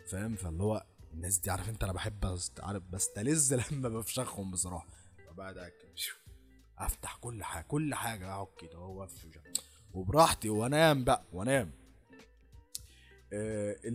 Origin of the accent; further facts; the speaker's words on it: Egypt; لازم احنا كمصريين لازم نتحنك